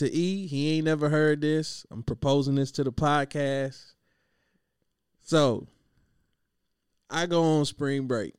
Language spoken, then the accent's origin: English; Kentucky, United States; I'm from Kentucky